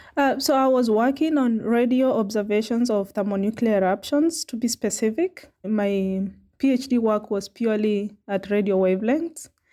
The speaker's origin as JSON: {"language": "English", "town": "Makueni", "region": "Eastern Province", "country": "Kenya", "tie": "born or raised there", "also_born_or_lived": "South Africa", "moved": "as an adult", "lives_now": "Cape Town, South Africa", "said": "I grew up in Makueni, Kenya, which is in eastern province"}